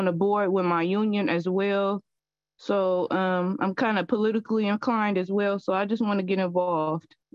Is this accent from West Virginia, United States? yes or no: no; San Francisco, California, United States; I have been in Bayview in San Francisco my whole life.